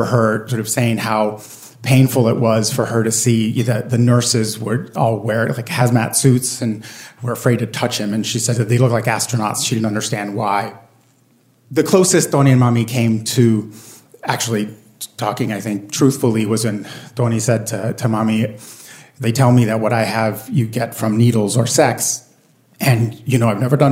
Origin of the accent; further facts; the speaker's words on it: Puerto Rico; So I grew up in Puerto Rico, and my parents are both born and raised on the island.